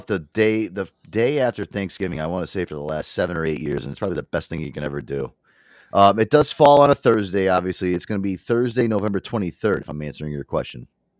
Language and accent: English; Northeast, United States; that's my Northeast New York, Connecticut, New Jersey attitude coming out